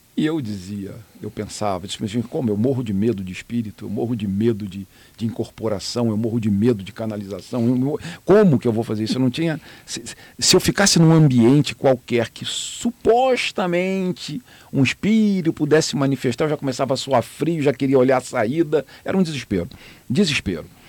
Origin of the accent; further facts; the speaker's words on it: Rio de Janeiro, Brazil; moved away as an adult; now in Miami, United States; a família do meu pai é do Rio de Janeiro, onde eu nasci